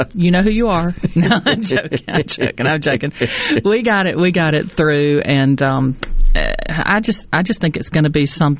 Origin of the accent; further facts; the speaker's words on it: Brookhaven, Mississippi, United States; I'm from Brookhaven, Lincoln County.